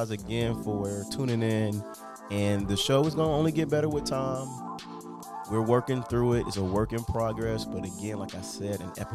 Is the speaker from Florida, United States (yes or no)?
yes; Miami, Florida, United States; I'm from Miami